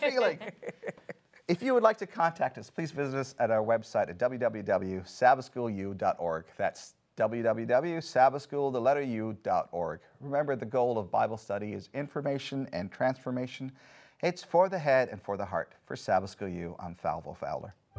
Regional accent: India; moved away; I grew up in India.

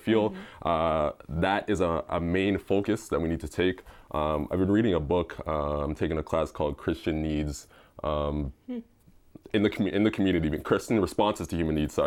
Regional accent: Brampton, Ontario, Canada; I'm from Brampton, Ontario, Canada.

